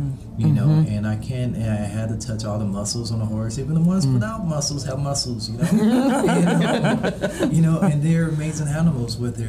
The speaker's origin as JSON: {"language": "English", "town": "Los Angeles", "region": "California", "country": "United States", "said": "I'm a filmmaker. I'm originally from Los Angeles, California."}